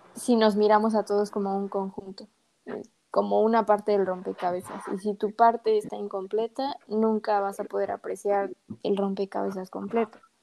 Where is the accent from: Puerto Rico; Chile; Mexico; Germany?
Mexico; soy mexicana